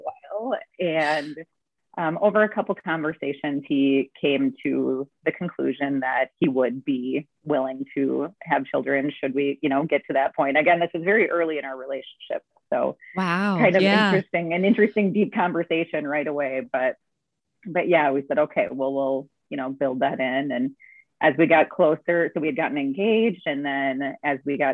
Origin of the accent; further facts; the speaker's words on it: Suamico, Wisconsin, United States; I am from Suamico, Wisconsin, which is on the outskirts of Green Bay